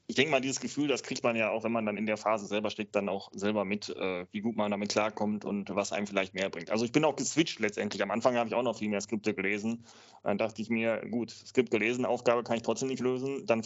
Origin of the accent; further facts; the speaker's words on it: North Rhine-Westphalia, Germany; also wir haben, wir sind ja aus NRW